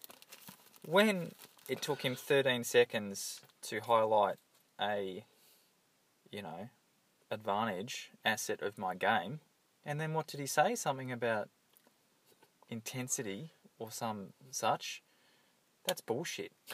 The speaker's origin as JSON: {"language": "English", "town": "Hawthorn", "region": "Victoria", "country": "Australia", "tie": "born or raised there", "said": "I grew up in Hawthorn, and uh, it was generally a pretty uh, enjoyable childhood"}